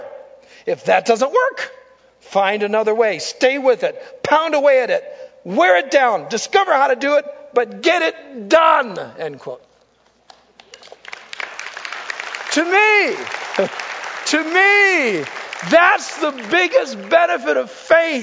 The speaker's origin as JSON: {"language": "English", "country": "United States", "said": "I'm an American."}